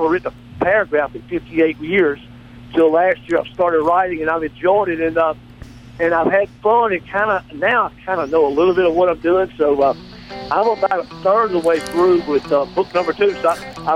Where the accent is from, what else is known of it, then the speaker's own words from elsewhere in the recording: the Mississippi Delta, United States; I grew up in the Delta there a long time.